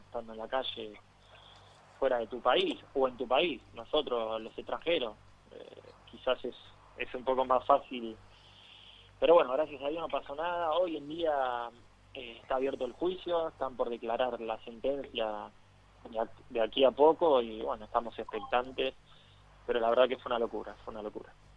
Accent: Ciudadela, Buenos Aires Province, Argentina; moved away as an adult; Yo trato siempre de volver a mis raíces, eh, de no olvidarme de dónde salí, de Ciudadela, de mi barrio

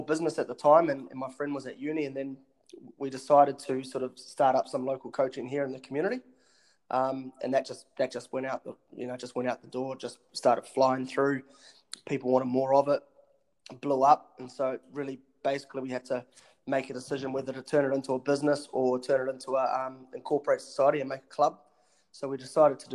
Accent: Franklin, Auckland, New Zealand; also born or lived in Townsville, Australia; I was actually born in Aussie, and moved over here with my family when I was quite young. And then sort of grew up in this area, out of Franklin

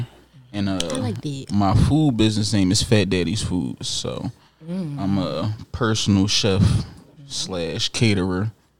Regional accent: Jamaica; I'm Jamaican for sure.

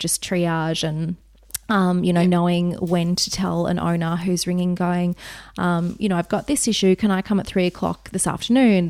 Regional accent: Wagga Wagga, New South Wales, Australia; moved away; I grew up in Wagga Wagga

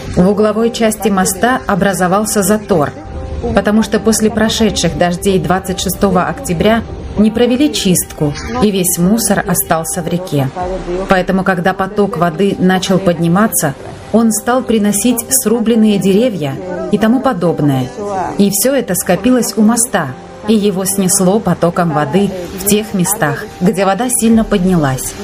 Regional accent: Ecuador; also born or lived in Guano, Chimborazo, Ecuador; Я из Эквадора.

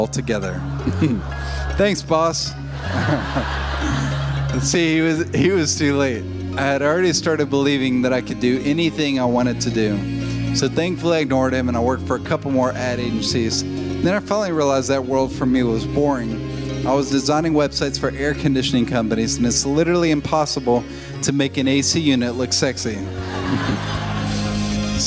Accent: Hendersonville, Tennessee, United States; born or raised there; also born or lived in Nashville, Tennessee

